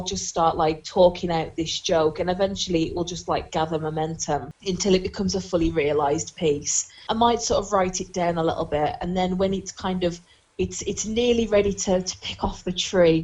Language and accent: English; Black Country, West Midlands, United Kingdom; accent: Black Country; moved away; I've got a really cracking black country accent, it's really strong at the minute because I've been back at home for like the last week and a half or so